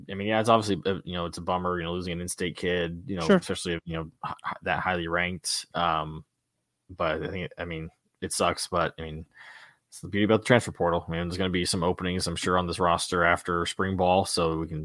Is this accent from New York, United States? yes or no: no; a small town in Indiana, United States; we're from a small town in Indiana.